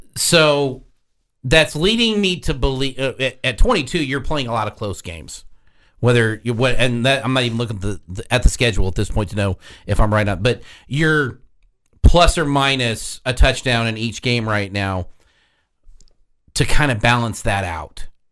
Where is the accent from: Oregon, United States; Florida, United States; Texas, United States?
Texas, United States; Houston; I'm from Houston